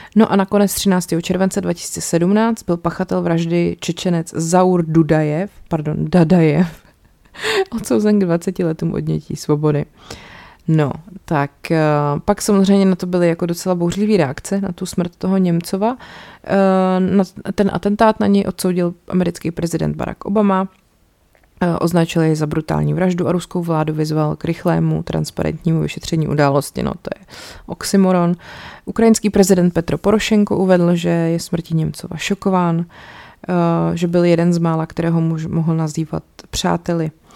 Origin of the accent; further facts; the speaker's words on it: Czechia; tady u nás v Čechách